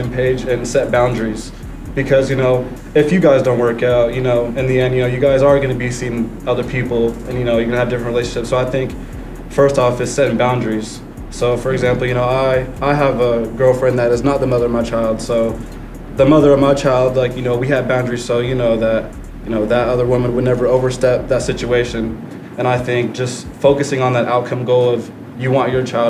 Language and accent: English; Oregon, United States; moved away as an adult; also born or lived in California; I'm from Oregon.